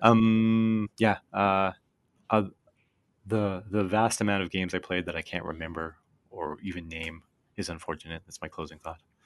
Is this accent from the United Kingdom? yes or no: no; Canada; growing up in Canada, everything was U S, U S, U S